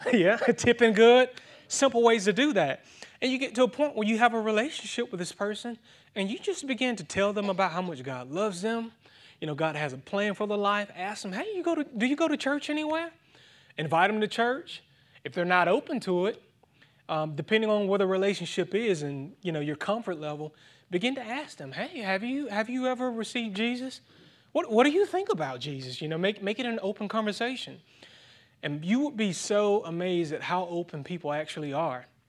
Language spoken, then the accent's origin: English; Thomson, Georgia, United States; my hometown Thompson is actually two and a half hours east of Atlanta